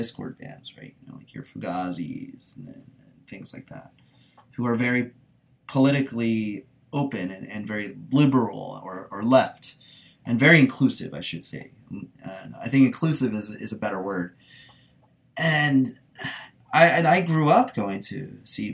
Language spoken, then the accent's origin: English; Washington, District of Columbia, United States; also born or lived in Baltimore, Maryland; I'm really from Baltimore, but being growing up in sort of the DC area to an extent